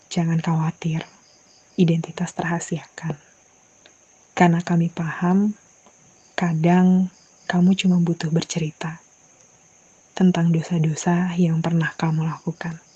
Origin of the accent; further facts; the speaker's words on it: Jakarta, Indonesia; Iya, gue dari Jakarta.